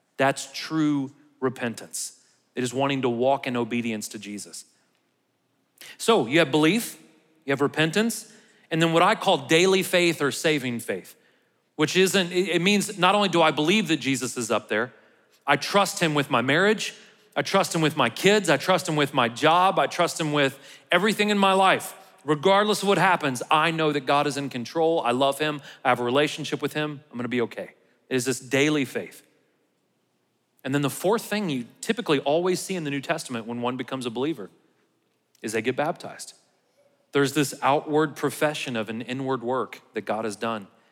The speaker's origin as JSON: {"language": "English", "country": "United States", "said": "how proud I am to be an American"}